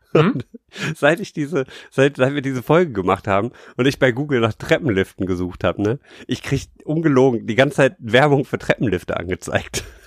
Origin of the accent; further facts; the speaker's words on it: Rhineland, Germany; ich halt als Rheinländer denke